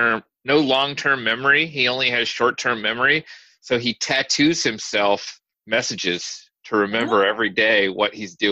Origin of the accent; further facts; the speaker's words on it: Indianapolis, Indiana, United States; her work takes place in the community that I partly grew up in. So I'm from Indianapolis, and my family is from mid-southern Indiana.